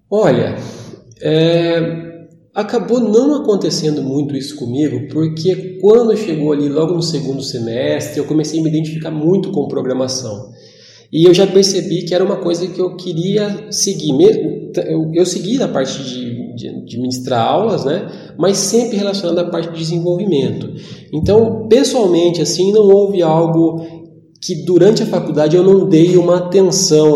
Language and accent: Portuguese; Jacarezinho, Paraná, Brazil; moved away as an adult; now in Ourinhos, Brazil; eu sou de Jacarezinho, eu estou morando aqui já vai fazer uns 15 anos